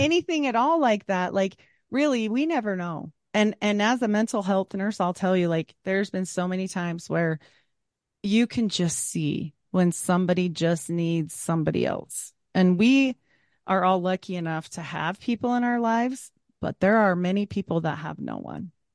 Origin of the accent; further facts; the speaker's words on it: Utah, United States; Growing up in Utah